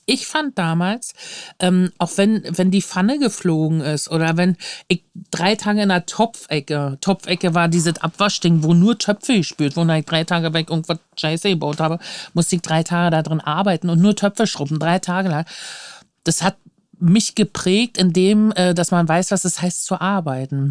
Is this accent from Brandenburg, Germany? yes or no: yes; Luckenwalde, Brandenburg, Germany; now in Berlin, Germany; ich bin in Luckenwalde aufgewachsen, das ist so eine Kreisstadt